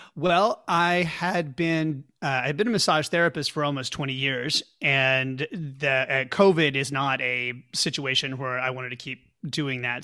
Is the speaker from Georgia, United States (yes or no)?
no; Pauls Valley, Oklahoma, United States; now in San Francisco, United States; I grew up in Pauls Valley, Oklahoma, a very small town halfway between Oklahoma City and the Texas border.